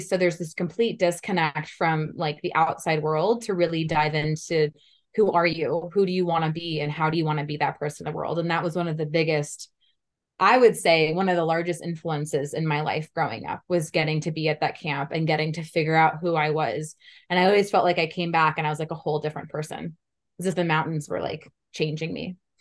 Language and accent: English; Menlo Park, California, United States; also born or lived in Palo Alto, California; So I was born in Palo Alto, California. I grew up in Menlo Park, so I'm from the Silicon Valley, the Bay Area